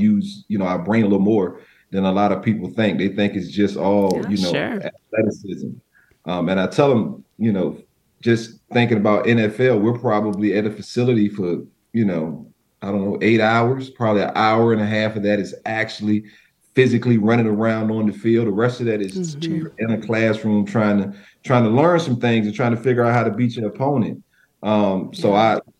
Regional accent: Virginia Beach, Virginia, United States; I'm from the Virginia area, kind of that Virginia Beach 757 area of Virginia

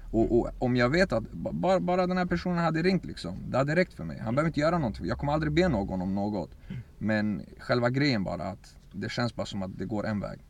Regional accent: Örebro, Örebro County, Sweden; also born or lived in Baku, Azerbaijan / Iraqi Kurdistan; I forna Sovjet så var vi där i två år innan vi kom till, till Sverige och till Örebro, där vi är just nu också. och sen så började min resa egentligen älskade att spela fotboll, växte upp här.

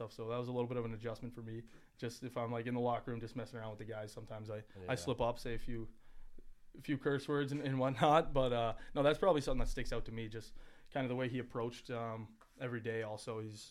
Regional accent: Ontario, Canada; moved away; growing up in Canada, or at least in, I'm from Ontario, so all you hear about as a young kid is OHL

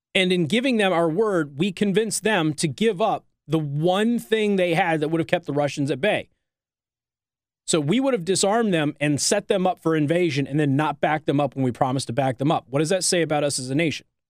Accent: Las Vegas, Nevada, United States; now in Indiana, United States; This is my hometown, Las Vegas.

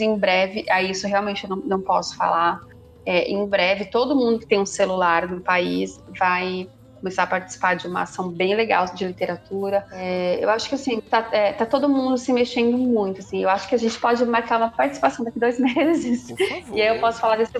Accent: Brazil; accent: caipira; eu sou caipira

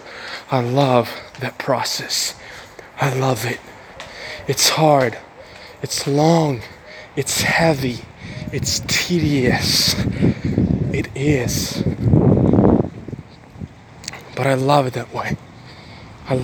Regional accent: Ukraine; English is a second language; now in Bulgaria; I'm from Ukraine, live in Bulgaria.

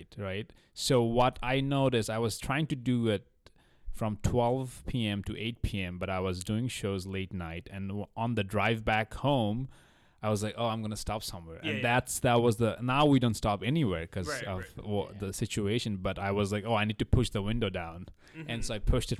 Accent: Bangladesh; moved away; I'm from Bangladesh, so it's like hot.

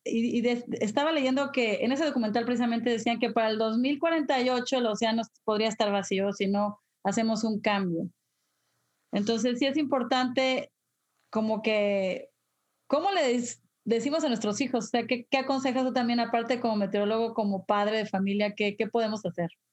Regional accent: Mexico; moved away; yo cuando era niña en México

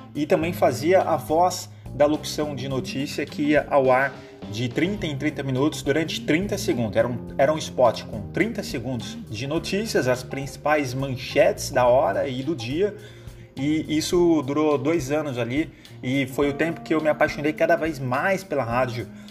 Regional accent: North coast of São Paulo, Brazil; also born or lived in Limeira, São Paulo; sou natural de Limeira, interior de São Paulo, portanto caipira, mas criado aqui no litoral norte

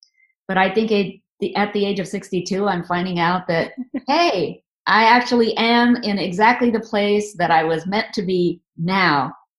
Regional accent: India; We are from the very conservative part of India, you know, where people are still raised very traditionally.

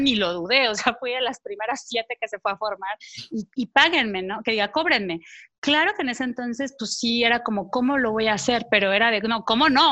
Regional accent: Veracruz, Mexico; also born or lived in Paris / Mexico City; now in Cholula, Mexico; nací, en Veracruz, pero bueno, he estado brincando de un lado a otro

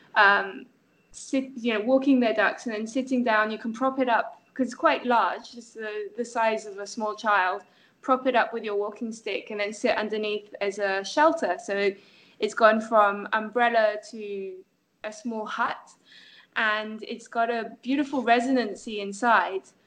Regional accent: France; moved away; I grew up in France. I was educated in France

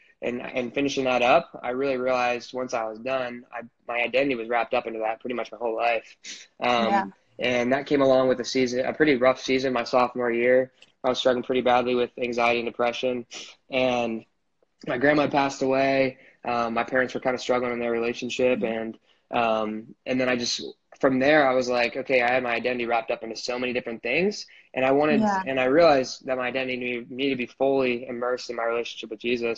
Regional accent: Marysville, Ohio, United States; I am from Marysville, Ohio. So it's like a small town outside of Columbus

